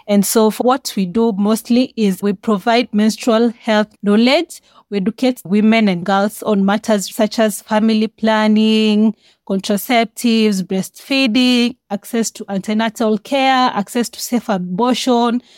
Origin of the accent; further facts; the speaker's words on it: Kenya; I'm from Kenya. I was born and raised here.